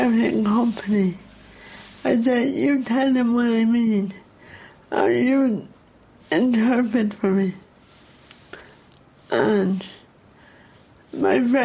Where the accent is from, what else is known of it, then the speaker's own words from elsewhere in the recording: Dublin, Leinster, Ireland; accent: Dublin; they tell me I have a Dublin accent, which I hate